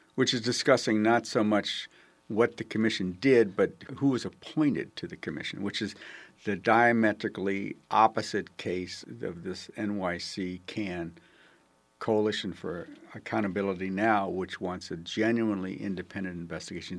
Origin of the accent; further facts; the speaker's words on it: Buffalo, New York, United States; I come from Buffalo, New York